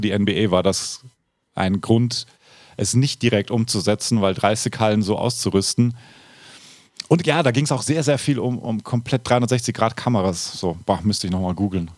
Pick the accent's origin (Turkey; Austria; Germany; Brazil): Austria; dort wo ich aufgewachsen bin, aus den Häusern gekommen. Und in halt Österreich